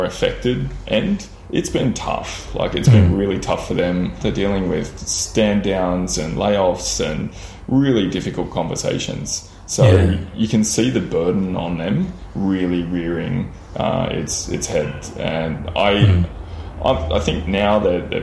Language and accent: English; Lismore, New South Wales, Australia; also born or lived in Byron Bay / Sydney; I grew up predominantly in Lismore and that associated area. So, I was born in Byron Bay and then shifted to Lismore sort of by the time I was 5 years old, and spent most of my youth around that area.